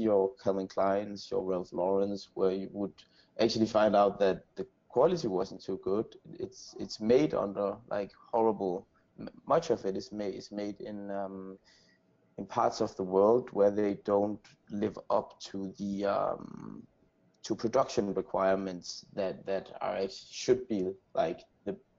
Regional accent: Aarhus, Central Denmark Region, Denmark; moved away as an adult; also born or lived in Copenhagen, Denmark; now in San Francisco, United States; I grew up in Denmark, and in this city called Aarhus.

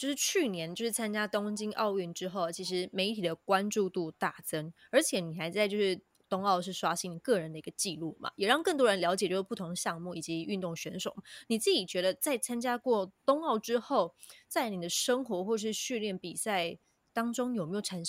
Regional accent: Yilan County, Taiwan; 嗯，有点身为宜兰人骄傲，说他都在我们那个东山河训练啦，我我们我们这边出产的。

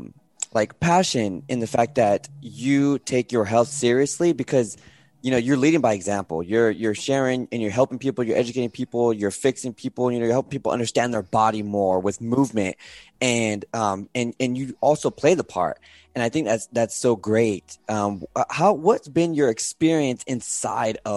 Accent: Santa Barbara, California, United States; I was born in Santa Barbara, California.

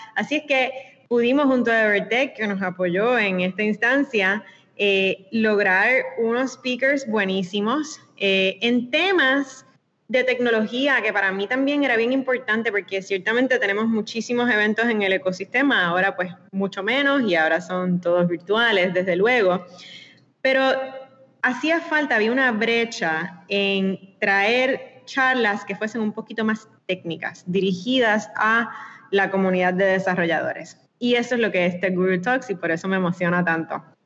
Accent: Puerto Rico; Nosotros todos, yo creo, como puertorriqueños, nos sentimos bien puertorriqueños

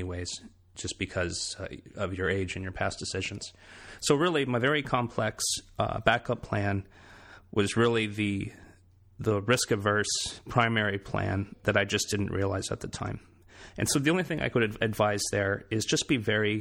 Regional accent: Michigan, United States; moved away as an adult; also born or lived in Boston; now in South Carolina, United States; my hometown in Michigan

